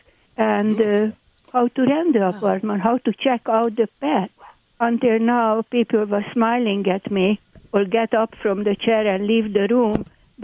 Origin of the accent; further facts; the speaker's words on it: Hungary; accent: Hungarian; English is a second language; moved away; My accent, by the way, is Hungarian.